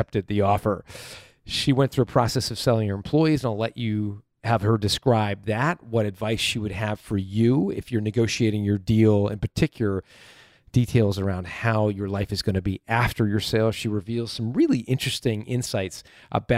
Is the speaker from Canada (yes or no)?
yes; Canada; I'm from Canada.